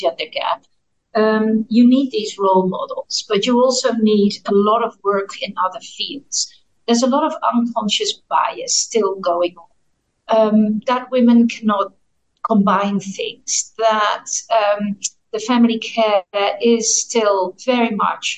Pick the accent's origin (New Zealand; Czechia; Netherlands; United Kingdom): Netherlands; moved away; I'm from the Netherlands